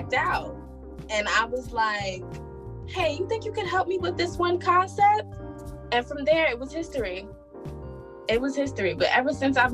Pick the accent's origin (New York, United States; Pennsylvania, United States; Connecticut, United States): New York, United States; New York City; we're both from Brooklyn